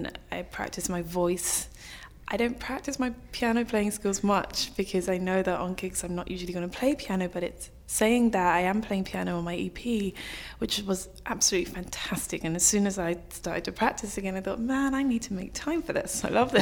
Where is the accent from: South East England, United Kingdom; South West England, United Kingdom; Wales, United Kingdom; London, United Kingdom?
London, United Kingdom; moved away as an adult; also born or lived in New York, United States; I'm from North London originally, so born and bred here